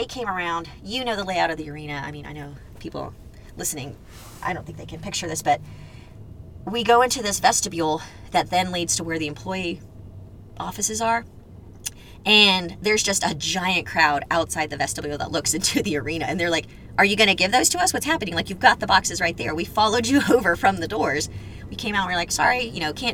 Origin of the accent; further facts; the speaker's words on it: Houston, Texas, United States; born and raised in Houston